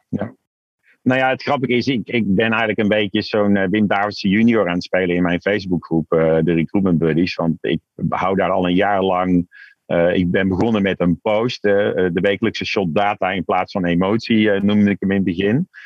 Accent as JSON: {"language": "Dutch", "town": "Tilburg", "region": "North Brabant", "country": "Netherlands", "tie": "born or raised there", "moved": "yes", "lives_now": "Amsterdam, Netherlands", "said": "geboren en getogen in Tilburg. Kun je nog een beetje horen, maar al jaren woonachtig in Amsterdam"}